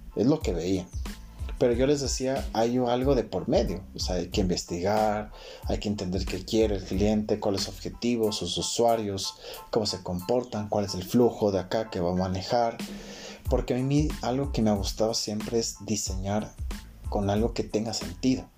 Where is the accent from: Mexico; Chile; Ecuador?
Ecuador; Quito, Pichincha; soy de Quito, Ecuador